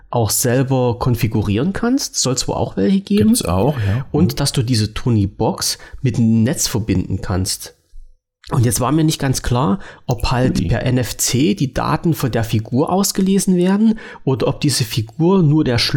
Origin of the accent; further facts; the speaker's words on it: East Germany, Germany; durfte ich ja als Ossi-Kind nicht hören.